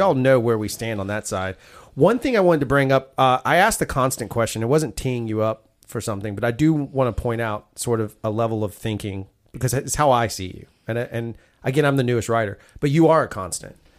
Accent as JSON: {"language": "English", "region": "the South", "country": "United States", "said": "we're southern, I'm a southern boy"}